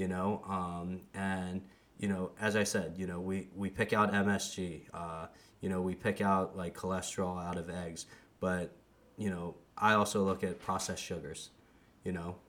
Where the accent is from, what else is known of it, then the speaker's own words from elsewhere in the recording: United States; I'm from the States